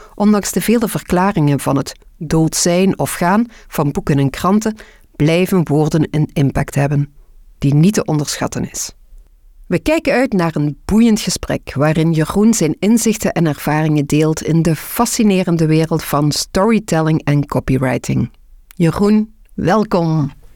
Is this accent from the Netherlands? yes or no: no; Belgium